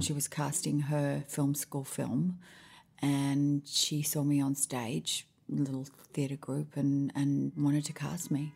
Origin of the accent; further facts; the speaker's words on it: Sydney, New South Wales, Australia; moved away as an adult; also born or lived in Honolulu, Hawaii / Washington, D.C.; now in Nashville, United States; And then we moved back to Australia